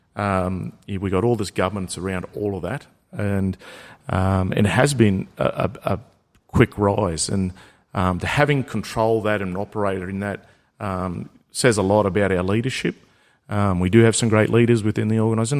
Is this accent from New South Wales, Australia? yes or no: no; Murgon, Queensland, Australia; I was from Mergen